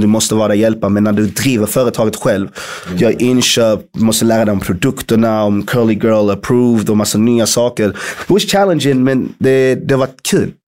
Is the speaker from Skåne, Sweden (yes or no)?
yes; Malmö, Skåne, Sweden; moved away; also born or lived in London; Att jag är född och uppvuxen i Malmö